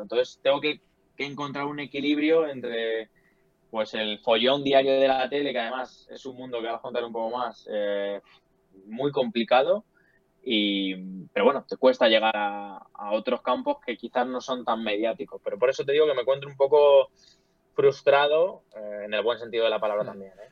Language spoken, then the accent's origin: Spanish; Leganés, Community of Madrid, Spain; Yo vivo en Leganés, he sido de Leganés, nací en, bueno, nací en Madrid, pero mis padres siempre han vivido en Leganés eh, y yo sigo aquí viviendo.